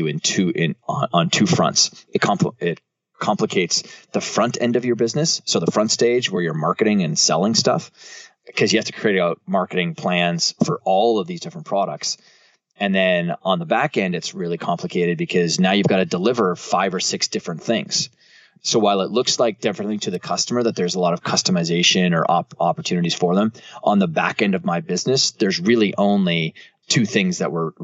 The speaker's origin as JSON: {"language": "English", "country": "Canada", "said": "I'm from Canada"}